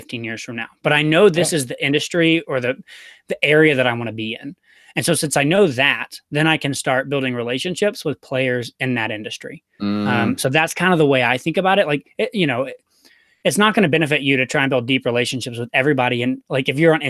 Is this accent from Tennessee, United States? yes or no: yes; Chattanooga, Tennessee, United States; moved away; I'm from Chattanooga.